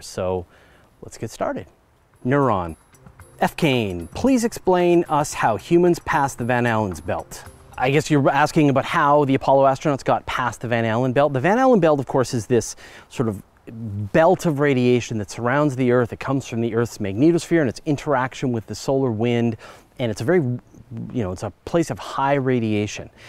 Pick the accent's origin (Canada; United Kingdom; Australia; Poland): Canada; I'm Canadian